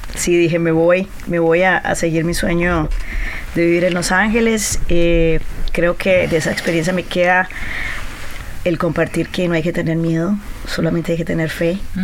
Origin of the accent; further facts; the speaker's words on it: Colombia; yo soy colombiana, he estado en Colombia, he trabajado en Argentina, en Brasil, en Venezuela